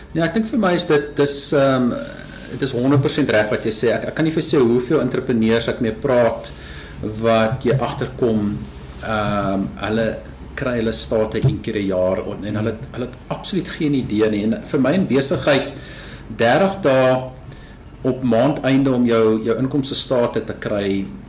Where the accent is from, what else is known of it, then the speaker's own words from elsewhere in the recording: South Africa; ons as Afrikaners